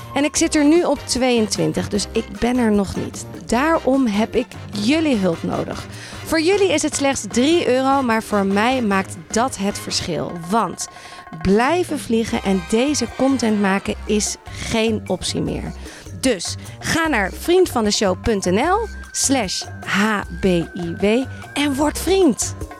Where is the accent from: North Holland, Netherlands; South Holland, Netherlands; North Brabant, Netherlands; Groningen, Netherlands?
North Holland, Netherlands; Amsterdam; moved away as an adult; now in Haarlem, Netherlands; Ik ben in Amsterdam opgegroeid, vrij school gedaan